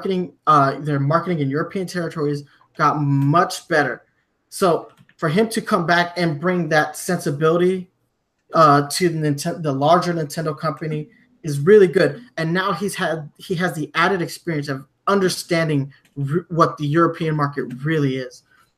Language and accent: English; Germany; Like I grew up in Germany and I've, you know, in the UK, their marketing was a little bit better